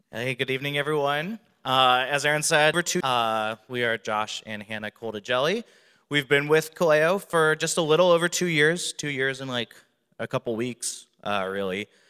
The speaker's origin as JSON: {"language": "English", "region": "Wisconsin", "country": "United States", "moved": "as an adult", "lives_now": "Phoenix, United States", "said": "I'm from Wisconsin originally."}